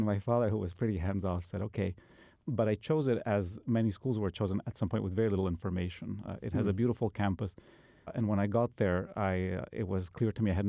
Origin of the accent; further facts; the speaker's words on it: Bolivia; You know, I'm originally from South America, from Bolivia.